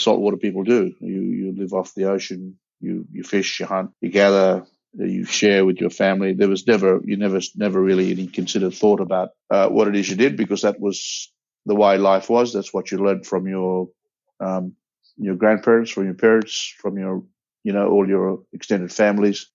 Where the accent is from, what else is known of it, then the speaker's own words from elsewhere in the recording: Broome, Western Australia, Australia; where I come from, I'm from Broome